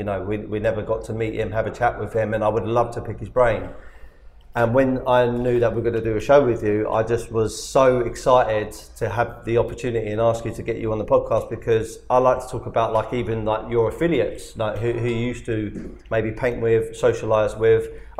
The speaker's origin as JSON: {"language": "English", "region": "London", "country": "United Kingdom", "said": "I'm from London, South London"}